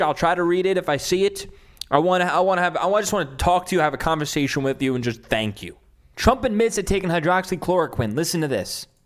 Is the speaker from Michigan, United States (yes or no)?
no; New York City, New York, United States; moved away; my hometown in Staten Island